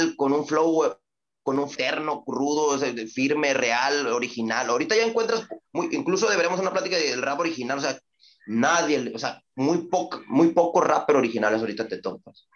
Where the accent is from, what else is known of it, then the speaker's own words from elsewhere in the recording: Reynosa, Tamaulipas, Mexico; also born or lived in Ciudad Victoria, Tamaulipas; Yo soy de Ciudad Victoria, yo nací en Ciudad Victoria, me trajeron muy niño a Reynosa y Reynosa es mi vida